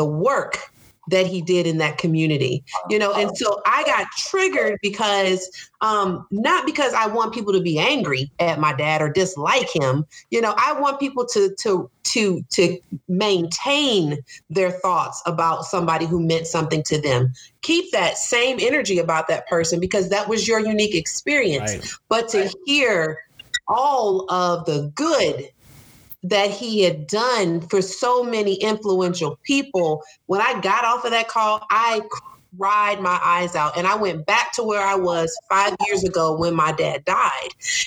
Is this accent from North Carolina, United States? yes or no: yes; Charlotte, North Carolina, United States; I grew up in Charlotte.